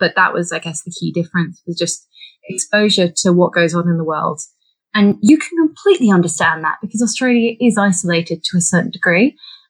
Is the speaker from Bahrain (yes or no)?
yes; Bahrain; People probably won't get this from my accent or indeed my name, but I was actually born and raised in Bahrain. So Bahrain is a tiny island in the Middle East.